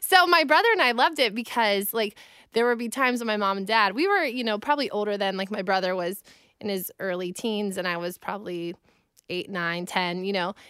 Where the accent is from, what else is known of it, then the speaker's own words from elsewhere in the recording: United States; I grew up in Amish country, so I kind of took my last name and ran with it